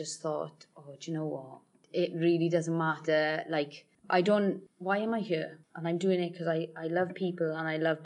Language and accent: English; Welsh, Wales, United Kingdom; being Welsh